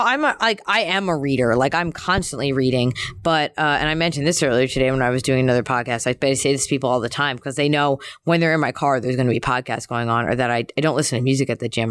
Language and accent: English; Philadelphia, Pennsylvania, United States; I'm from Philly